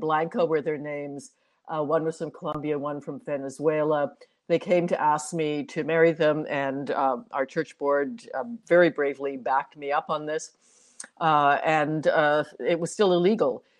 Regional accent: Toronto, Ontario, Canada; also born or lived in New York; i'm one of the few born and bred torontonians

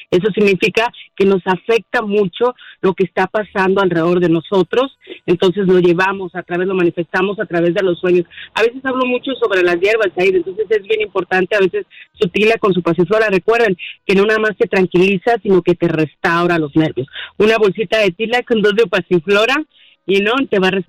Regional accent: Mexico; now in United States; Sí, yo soy mexicana soy mexicana, de alguna manera tengo raíces también de aquí de Estados Unidos.

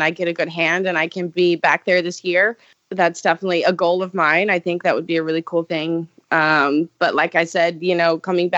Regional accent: Charleston, South Carolina, United States; make a comeback in Charleston. So I'm so excited to go back there to my hometown

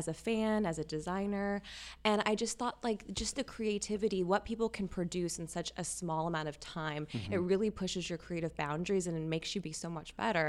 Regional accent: Louisiana, United States; moved away; also born or lived in Texas / New York; Louisiana and Texas. I moved around a lot. Gotcha. But yes, I grew up in Louisiana.

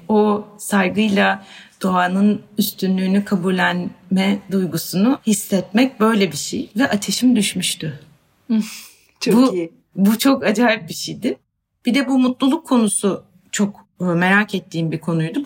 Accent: Bursa, Turkey; Ben Bursa'da büyüdüm ve tek çocuğum

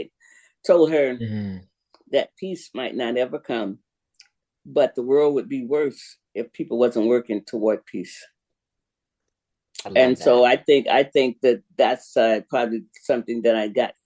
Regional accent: Sanford, Florida, United States; moved away; also born or lived in Jacksonville, Florida / West Coast, United States; Sanford. I was raised in Sanford, born in Jacksonville

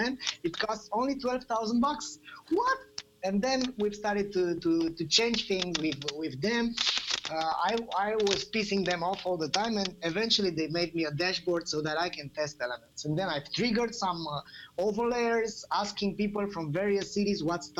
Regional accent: Bucharest, Romania; I'm coming from Romania, Bucharest

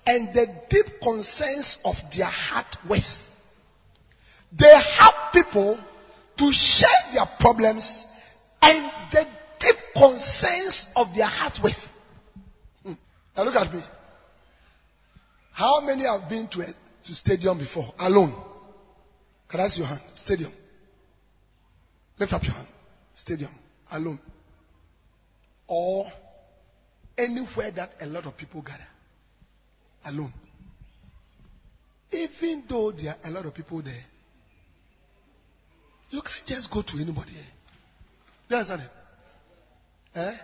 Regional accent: Ghana

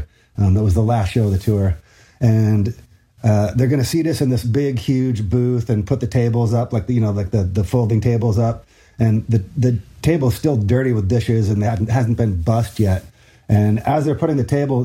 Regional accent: Washington, United States; growing up in Washington, of course, there was a Rainier

